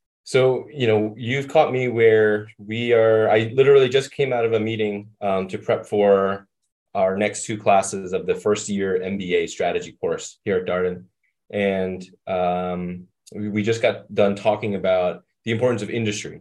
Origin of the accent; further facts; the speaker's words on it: New York City, New York, United States; moved away as an adult; also born or lived in Boston / Minnesota; I was born and raised in Brooklyn, New York.